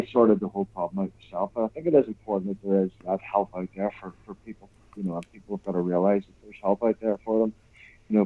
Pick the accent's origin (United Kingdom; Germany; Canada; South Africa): United Kingdom; Northern Ireland; moved away; also born or lived in Newcastle / Blackburn; we're both from Northern Ireland